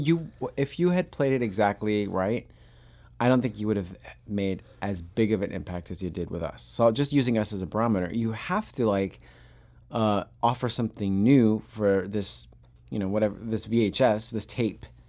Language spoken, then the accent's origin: English; Long Island, New York, United States; I grew up on Long Island